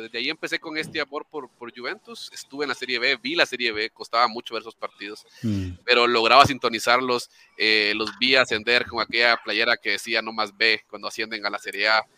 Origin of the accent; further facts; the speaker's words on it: Nicaragua; now in Guatemala; soy, soy de Guatemala, bueno, nicaragüense, pero vivo en Guatemala.